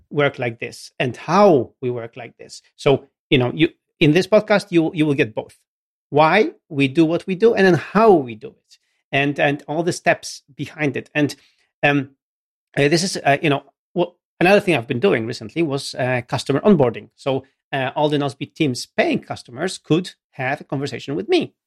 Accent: Gdynia, Pomeranian Voivodeship, Poland; English is a second language; for the local government in Gdynia, in my hometown

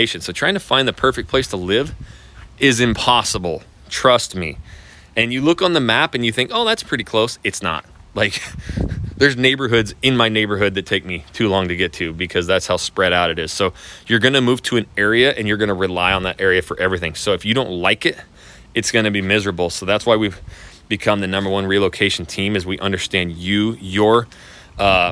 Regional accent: Coeur d'Alene, Idaho, United States; now in Houston, United States; I'm from Northwest, from Idaho, from Coeur d'Alene, like just south of the Canadian border

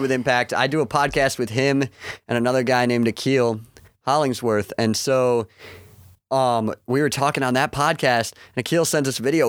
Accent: Lansing, Michigan, United States; I grew up in Lansing

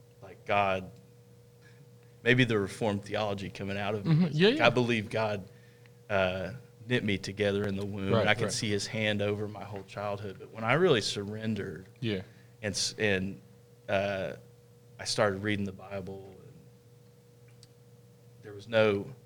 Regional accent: Southern Illinois, United States; I came back home to Illinois

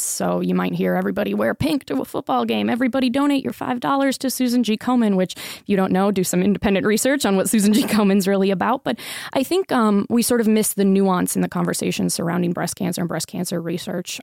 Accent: Tampa, Florida, United States; moved away as an adult; also born or lived in Sarasota, Florida; now in Las Vegas, United States; I grew up in Tampa, spent the last ten years, um, between Tampa and Sarasota

